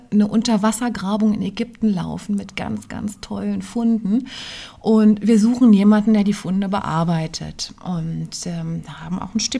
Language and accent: German; Idar-Oberstein, Rhineland-Palatinate, Germany; also born or lived in Vienna; ich stamme aus Ida Oberstein, Schmuck- und Edelsteinstadt.